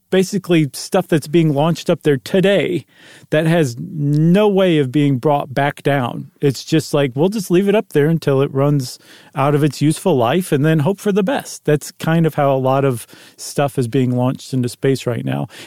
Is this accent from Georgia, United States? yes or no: no; Buffalo, New York, United States; I'm from Buffalo. I know about snowballs